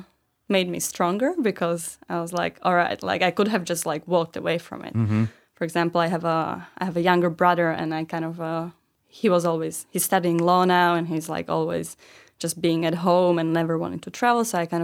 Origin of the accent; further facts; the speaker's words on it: Bratislava, Bratislava Region, Slovakia; I'm from Bratislava